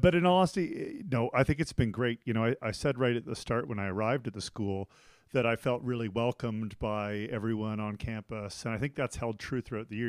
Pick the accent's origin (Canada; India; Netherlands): Canada; moved away as an adult; also born or lived in Taiwan / United States / Thailand / Beijing, China; now in Switzerland; I'm originally from Canada